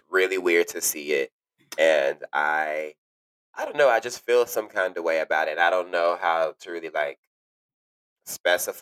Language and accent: English; Dallas, Texas, United States; moved away as an adult; also born or lived in Arlington, Texas; now in New York, United States; I'm originally from Texas